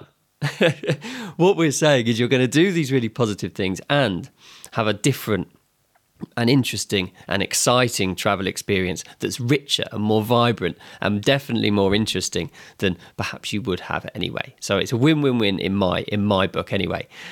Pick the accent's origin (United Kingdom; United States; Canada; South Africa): United Kingdom; England; my home country